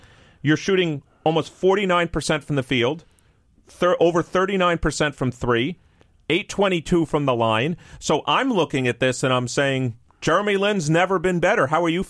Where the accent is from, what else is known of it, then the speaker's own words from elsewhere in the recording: New York City, New York, United States; my hometown, New York Knicks